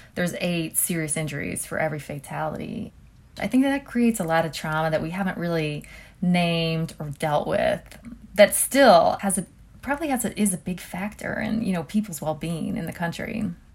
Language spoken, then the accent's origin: English; Columbus, Ohio, United States; moved away as an adult; now in Cleveland, United States; in Columbus is where I'm from